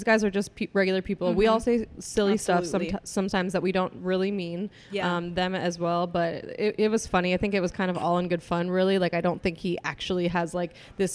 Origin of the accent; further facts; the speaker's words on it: Denver, Colorado, United States; moved away as an adult; also born or lived in Kansas; now in Atlanta, United States; I'm originally from Colorado